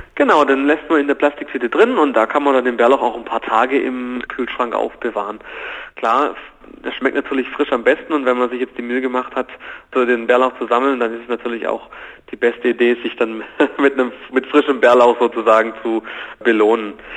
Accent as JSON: {"language": "German", "country": "Germany", "said": "bei uns in Deutschland"}